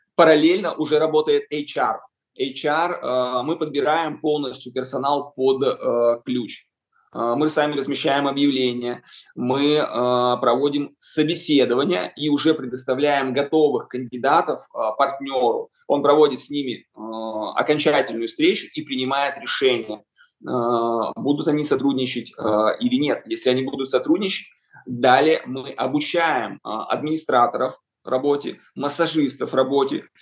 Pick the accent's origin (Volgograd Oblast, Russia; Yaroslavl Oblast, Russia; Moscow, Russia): Yaroslavl Oblast, Russia; Yaroslavl; когда мы открыли свой салон в родном городе Ярославле